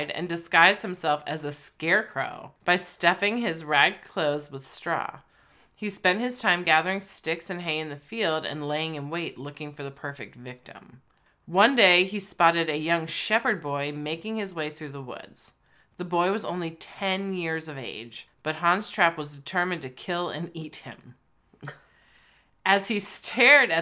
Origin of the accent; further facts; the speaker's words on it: United States; we're American